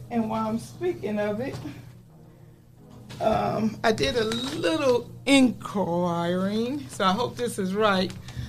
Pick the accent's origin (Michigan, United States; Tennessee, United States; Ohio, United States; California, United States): Ohio, United States; Toledo; born or raised there; moved away